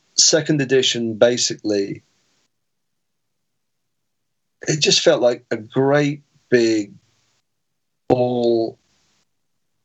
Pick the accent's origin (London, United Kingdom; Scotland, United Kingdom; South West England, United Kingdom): South West England, United Kingdom; Weymouth; growing up in Weymouth